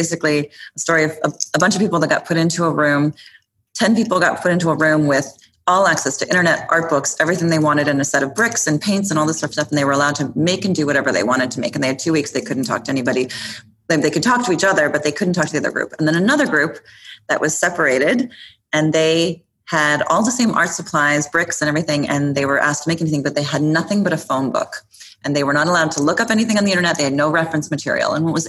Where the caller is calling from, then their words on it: New York, United States; Soho, New York, and I'm a little tired.